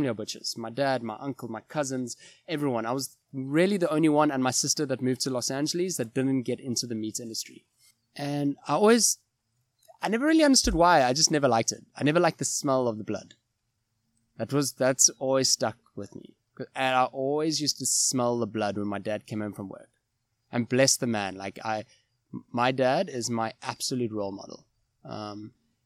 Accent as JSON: {"language": "English", "town": "Cape Town", "region": "Western Cape", "country": "South Africa", "tie": "born or raised there", "also_born_or_lived": "Johannesburg / Kuwait", "moved": "as an adult", "said": "I was moved back to Cape Town, back to my hometown from Joburg"}